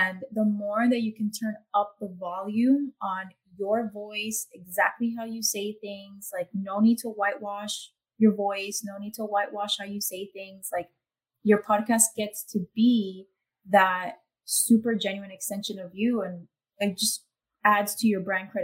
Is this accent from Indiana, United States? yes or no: no; Miami, Florida, United States; accent: Miami; I had to like tone down my accent, I guess, for a while, because I thought that, no, this is Miami accent